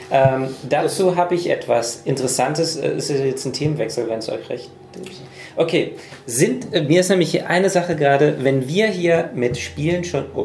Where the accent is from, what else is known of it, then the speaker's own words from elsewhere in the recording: United States; Und ich bin Amerikaner.